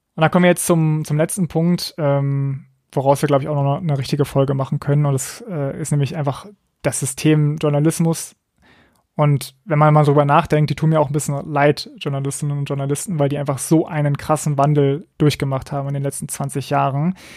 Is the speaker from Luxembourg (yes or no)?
no; Berlin, Germany; Ich komme ja aus Berlin, deswegen bin ich dem RBB irgendwie auch verbunden